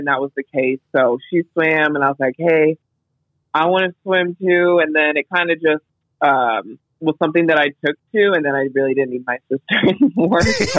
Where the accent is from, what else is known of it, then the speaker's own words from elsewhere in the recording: West Texas, United States; I grew up in West Texas, so all it really was football and oil